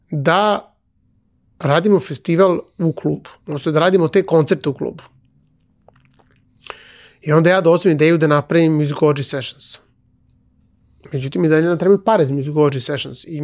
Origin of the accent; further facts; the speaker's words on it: Belgrade, Serbia; moved away as an adult; also born or lived in Cyprus; Jako sam vezan za Beograd. Mislim, to je moj rodni grad. Jako sam vezan za Beograd.